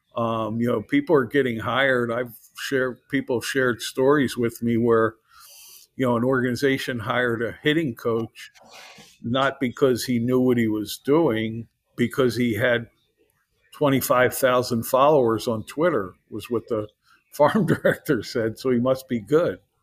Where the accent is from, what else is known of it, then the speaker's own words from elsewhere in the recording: Philadelphia, Pennsylvania, United States; I grew up in the Philadelphia area